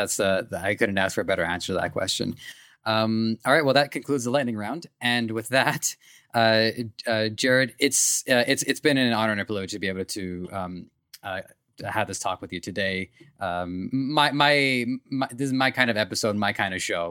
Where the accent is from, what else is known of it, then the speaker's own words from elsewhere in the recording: Canada; I'm Canadian